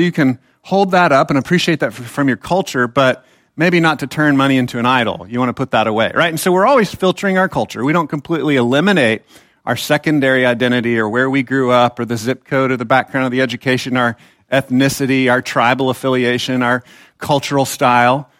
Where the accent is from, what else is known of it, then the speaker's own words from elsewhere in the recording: Texas, United States; I actually am a Texan